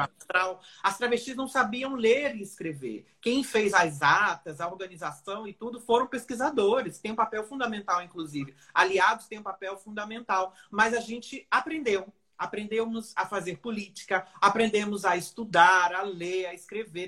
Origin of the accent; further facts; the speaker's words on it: Niterói, Rio de Janeiro, Brazil; eu sou de Niterói